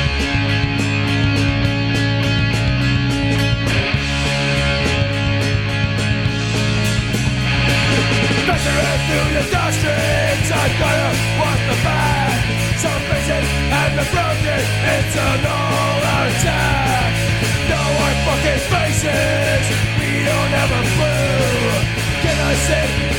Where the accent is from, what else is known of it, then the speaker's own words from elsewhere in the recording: Windsor, Ontario, Canada; my hometown of Windsor, Ontario